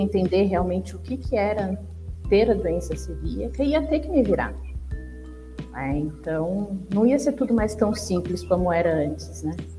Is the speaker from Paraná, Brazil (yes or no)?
no; São Paulo, Brazil; sou aqui de São Paulo, né? eu moro no Jaraguá